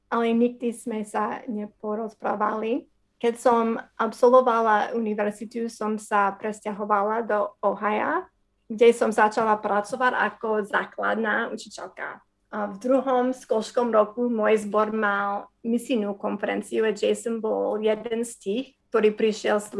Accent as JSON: {"language": "Slovak", "region": "Wisconsin", "country": "United States", "tie": "born or raised there", "second_language": "Slovak", "moved": "yes", "lives_now": "Slovakia", "said": "a narodila som sa v Wisconsin. Moji rodičia boli vtedy neveriaci, ale začali sme chodiť do zboru, keď som mala 5 rokov. A potom som uverila v Ježišu, keď som mala 12"}